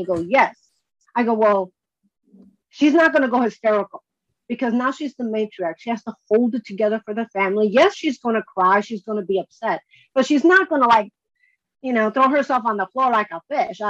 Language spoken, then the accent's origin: English; Chicago, Illinois, United States; now in California, United States; I was born and raised in Chicago